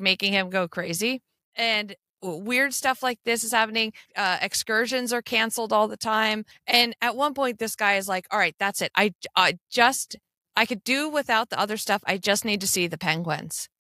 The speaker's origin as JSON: {"language": "English", "country": "United States", "said": "that's how you can pick out an American, 'cause we just lean on anything near us."}